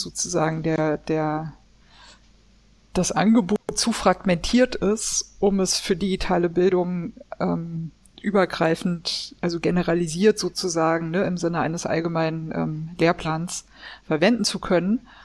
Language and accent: German; Swabia, Baden-Württemberg, Germany; Ich bin nicht getauft ähm, und ich bin in Schwaben geboren